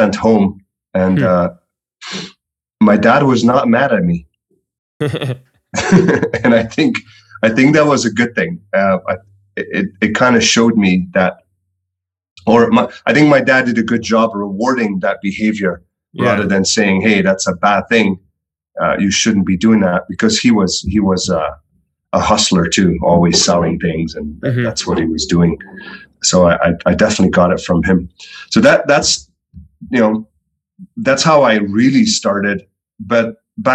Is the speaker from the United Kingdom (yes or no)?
no; Belgium; moved away as an adult; now in United States; I am originally from Belgium.